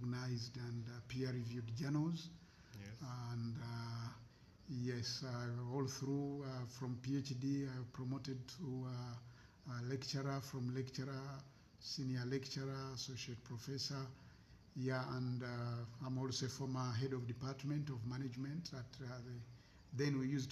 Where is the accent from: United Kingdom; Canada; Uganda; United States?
Uganda; Kampala, Central Region; I was born in Kawempe, Kampala district. So I have had all my early education in Kampala